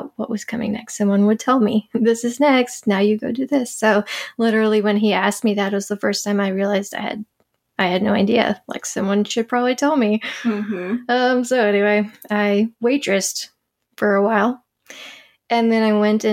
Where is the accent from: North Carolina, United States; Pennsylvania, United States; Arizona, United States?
North Carolina, United States; Charlotte; I grew up in Charlotte, North Carolina. I lived in the Carolinas all my life